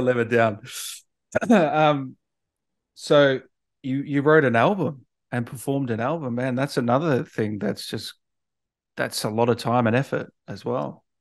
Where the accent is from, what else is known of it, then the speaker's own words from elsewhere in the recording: Melbourne, Victoria, Australia; also born or lived in Sydney; I was born in Sydney, but, um, parents moved to Melbourne